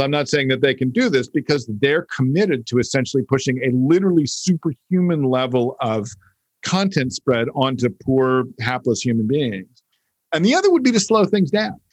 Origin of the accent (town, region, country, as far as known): United States; born or raised there